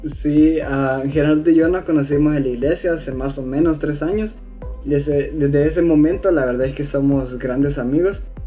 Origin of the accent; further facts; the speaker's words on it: El Salvador; tengo 15 años y soy del Salvador